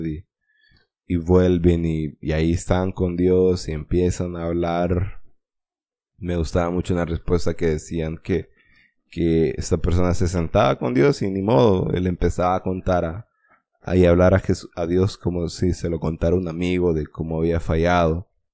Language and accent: Spanish; Honduras; como buen hondureño